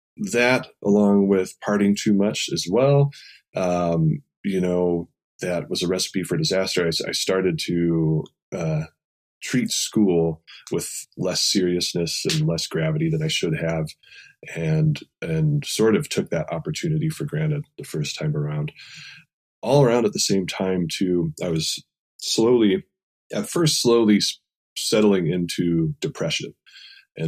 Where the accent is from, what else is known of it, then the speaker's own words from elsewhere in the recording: Indiana, United States; moved away; in my home state of Indiana, where I'm from